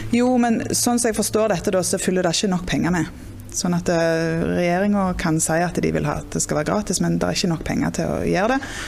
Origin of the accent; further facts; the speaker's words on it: Jæren, Rogaland, Norway; jeg òg er jo fra Jæren og bor på gard og sånn